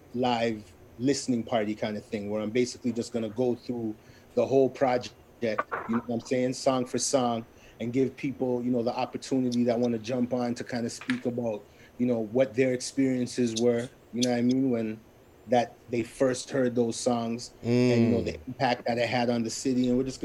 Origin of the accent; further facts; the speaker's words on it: St. Louis, Missouri, United States; We're all from Falstaff, you know what I mean?